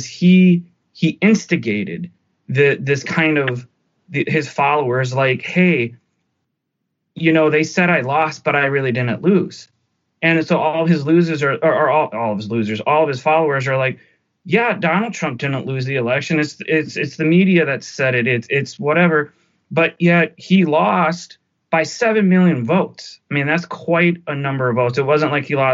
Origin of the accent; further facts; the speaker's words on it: United States; As an American